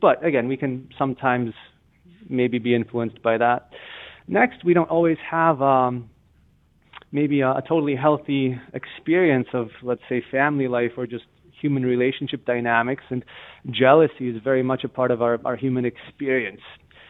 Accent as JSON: {"language": "English", "region": "Massachusetts", "country": "United States", "said": "I'm from Massachusetts here, but if you take any highway there in Texas"}